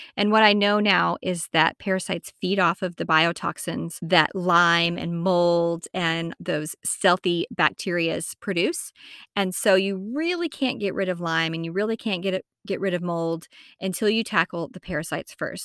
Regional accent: Amarillo, Texas, United States; moved away as an adult; also born or lived in South Carolina; I'm originally from Amarillo, Texas

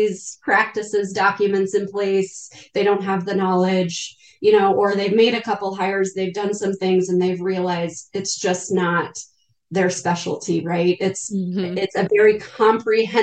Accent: Northern Colorado, United States; I was born and raised in Northern Colorado

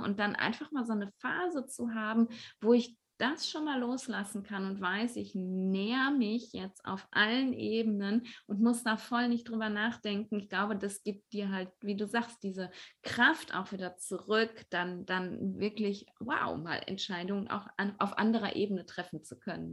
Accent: Ruhr area, North Rhine-Westphalia, Germany; bei uns im Ruhrpott

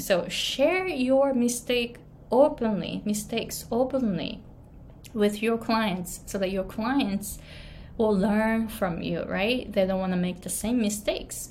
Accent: Japan; accent: Japanese; English is a second language; moved away as an adult; now in Hawaii, United States; I came to the US when I was 23 from Japan and I didn't speak English at all

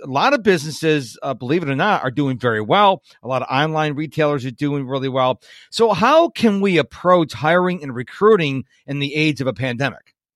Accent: Rochester, New York, United States; now in Virginia, United States; I was born and raised in Rochester, New York

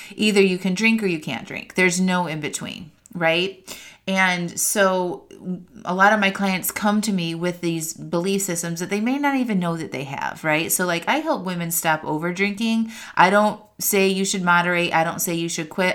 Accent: outside of Chicago, Northwest Indiana, United States; moved away as an adult; also born or lived in California / Seattle, Washington; now in North Carolina, United States; I grew up in the Midwest outside of Chicago in Northwest Indiana

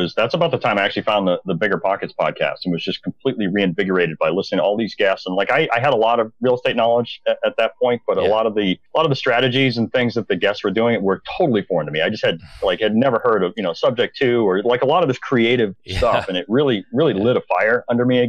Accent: Maine, United States; also born or lived in Bangor, Maine; I'm from Maine originally

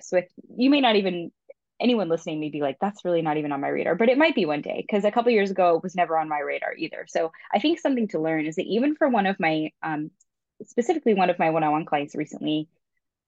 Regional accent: Florida, United States; moved away as an adult; also born or lived in California; I grew up in Florida, moved to California, moved back to Florida, moved back to California

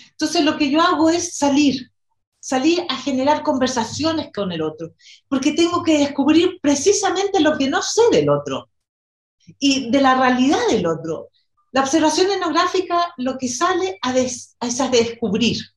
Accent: Chile; also born or lived in New York / Brazil / Argentina / Mexico; bueno, soy chilena, nací aquí y viví en diferentes lugares en Latinoamérica y en Estados Unidos, en Nueva York, en Brasil, en Argentina

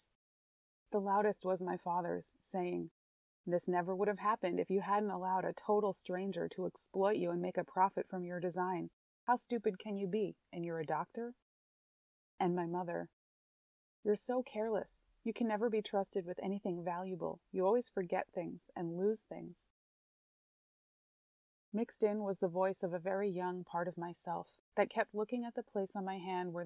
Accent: New York, United States; as a New Yorker and a city dweller

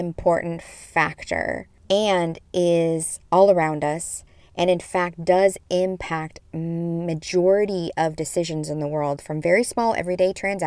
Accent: Midwest, United States; I grew up in the Midwest in the 80s as a young thing

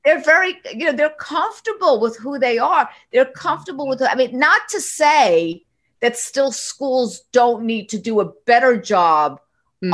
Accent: New York, United States; I'm a Northeasterner. I'm a New Yorker.

